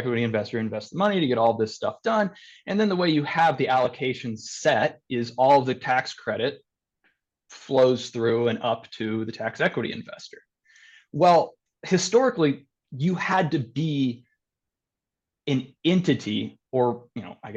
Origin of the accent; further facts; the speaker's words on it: Kentucky, United States; my whole family, a lot of them, we're all from Kentucky